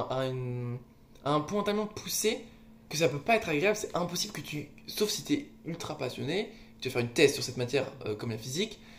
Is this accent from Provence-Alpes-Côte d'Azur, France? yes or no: no; Lille, Hauts-de-France, France; now in Paris, France; Tu sens chez moi, à Lille